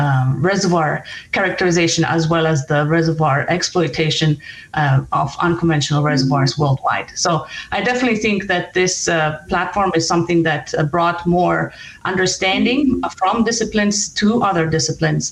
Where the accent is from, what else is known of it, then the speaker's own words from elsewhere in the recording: Denver, Colorado, United States; my hometown